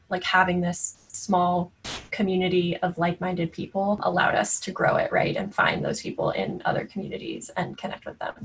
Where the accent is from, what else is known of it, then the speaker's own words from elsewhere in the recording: Florida, United States; moved away; I grew up in Florida actually on a horse ranch